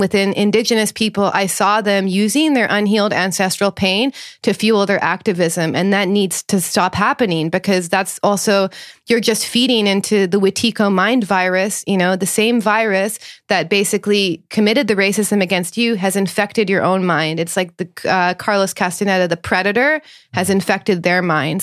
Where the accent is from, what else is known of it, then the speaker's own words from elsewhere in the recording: Thunder Bay, Ontario, Canada; I grew up in a town which is infamous in Canada, 'cause called Thunder Bay, Ontario